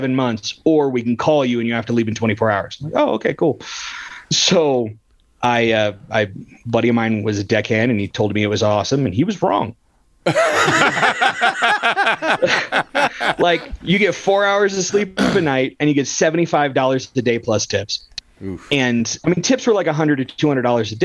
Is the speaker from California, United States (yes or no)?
yes; California, United States; now in Colorado, United States; I'm from California